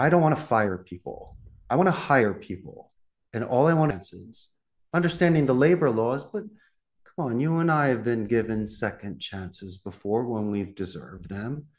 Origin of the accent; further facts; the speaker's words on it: Philadelphia, Pennsylvania, United States; accent: Philadelphia; moved away as an adult; from Northeast Philadelphia